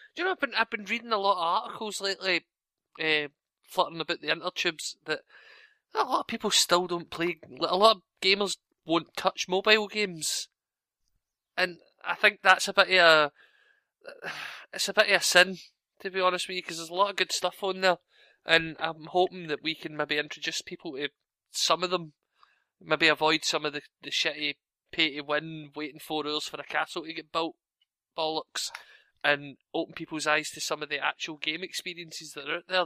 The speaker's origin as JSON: {"language": "English", "region": "Scotland", "country": "United Kingdom", "said": "I'm Scottish."}